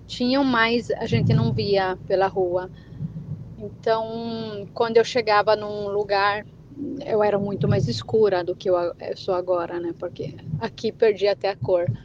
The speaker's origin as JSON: {"language": "Portuguese", "country": "Brazil", "lives_now": "Italy", "said": "brasileiro, mesmo que eu tô aqui de 19 anos, já peguei um pouco mais da falada italiana, perdi um pouco do meu português"}